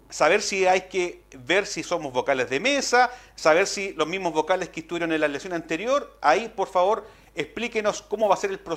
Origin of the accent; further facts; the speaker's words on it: Maule, Chile; Y también como que tenemos que tener identidad como maulinos, también tenemos que tener identidad como chilenos.